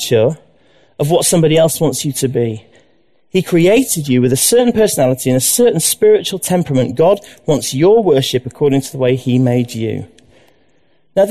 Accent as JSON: {"language": "English", "town": "Leeds", "region": "Yorkshire and the Humber", "country": "United Kingdom", "tie": "born or raised there", "said": "I was brought up in Leeds"}